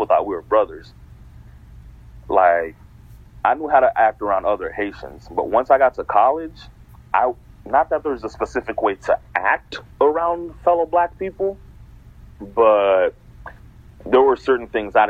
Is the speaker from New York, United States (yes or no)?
no; Portland, Oregon, United States; So, like, growing up in Portland, you don't see a lot of people from, like, different places.